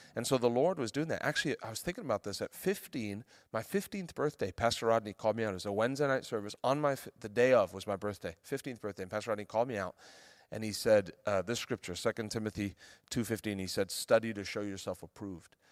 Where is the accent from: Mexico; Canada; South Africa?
South Africa; now in United States; We moved back to South Africa. where I'm from